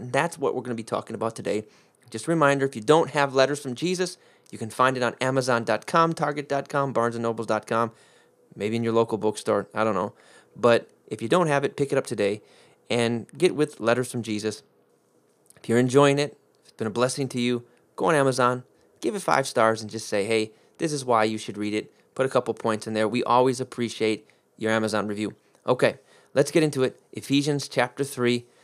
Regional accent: United States; I'm American, through four generations back, four generations back, 'cause my, my ancestors on my dad's side were Sicilian, so I grew, grew up in an Italian family

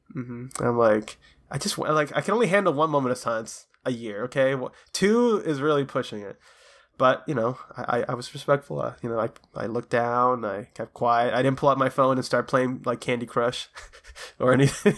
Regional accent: Florida, United States; here in Florida, my home, my home state

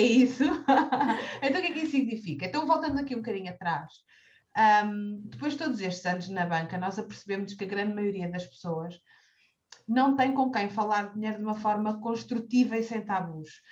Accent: Cascais, Lisbon, Portugal; nascida e criada em Cascais

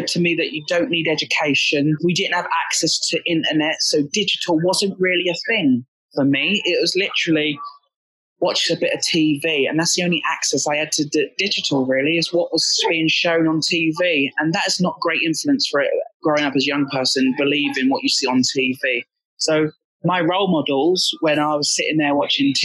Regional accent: Essex, East of England, United Kingdom; I grew up in Essex.

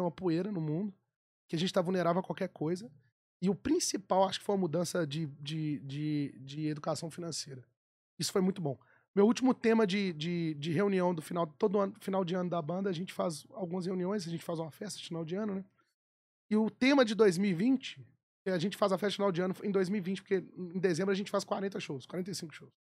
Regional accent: Belo Horizonte, Minas Gerais, Brazil; eu sou nascido e criado no Mineirão torcendo pro Galo

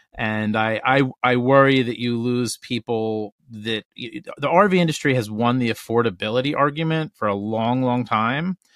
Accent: Northeast, United States; we're from the Northeast

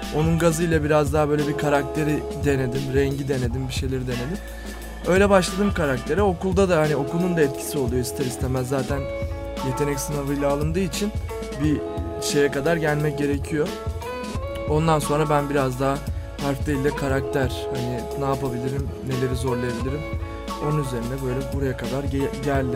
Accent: Fatih, Istanbul, Turkey; Ben de Fatih'te büyüdüm

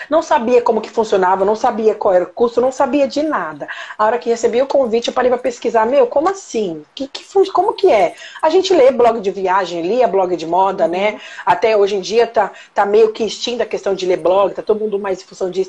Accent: Marília, São Paulo, Brazil; now in São Paulo, Brazil; Eu, moro, eu sou do interior de São Paulo, sou de Marília. Então, eu moro em São Paulo há 18 anos.

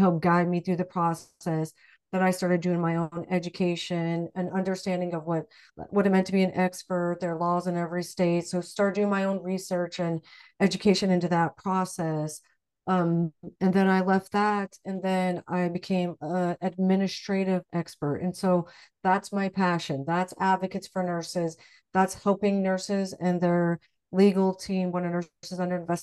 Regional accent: Midwest, United States; I grew up in the Midwest

